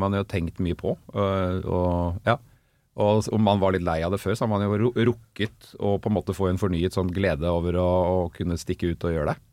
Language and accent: Norwegian; Oslo, Norway; på Rustad eller Bogerud hvor jeg kommer fra